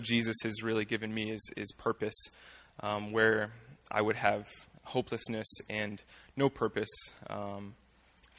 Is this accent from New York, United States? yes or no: no; Fort Scott, Kansas, United States; I was born and raised here in Fort Scott